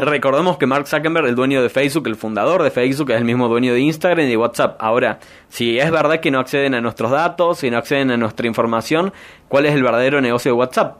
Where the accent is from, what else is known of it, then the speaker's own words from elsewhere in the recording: Argentina; la cantidad de personas que somos en Argentina